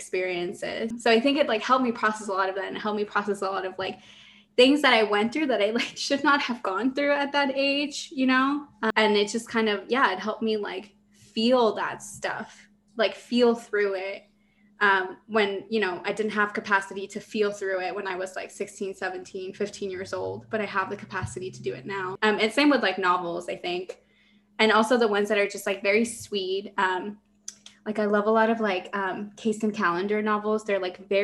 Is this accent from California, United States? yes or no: yes; Los Angeles, California, United States; moved away as an adult; also born or lived in Mexico; now in San Diego, United States; I'm Mexican. I was born in Mexico, moved here with my family when I was 8. And I grew up in the San Fernando Valley